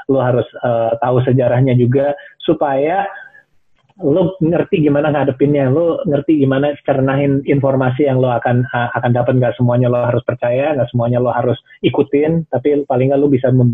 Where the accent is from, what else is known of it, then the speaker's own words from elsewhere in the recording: Indonesia; keliling luar negeri sebagai orang Asia, sebagai orang Indonesia.